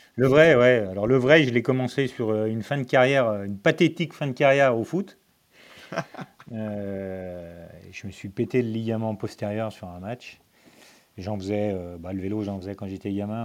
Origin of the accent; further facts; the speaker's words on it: Lyon, Auvergne-Rhône-Alpes, France; je suis né à Lyon, j'habite toujours à côté de Lyon